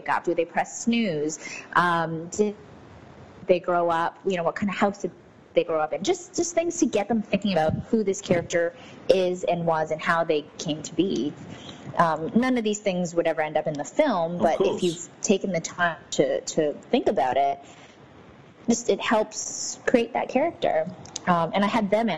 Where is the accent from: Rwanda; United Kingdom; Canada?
Canada; also born or lived in Newcastle; I'm born and raised in Canada